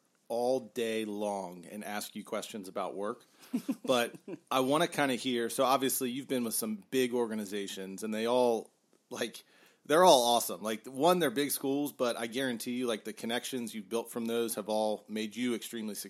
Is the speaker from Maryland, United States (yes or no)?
yes; Frederick, Maryland, United States; also born or lived in Bethesda, Maryland / Rockville, Maryland; I'm from Frederick, but most recently lived in Bethesda, Rockville area.